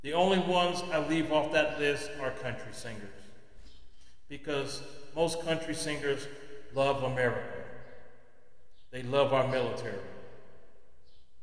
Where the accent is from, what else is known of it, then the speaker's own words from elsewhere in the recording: United States; I am still an American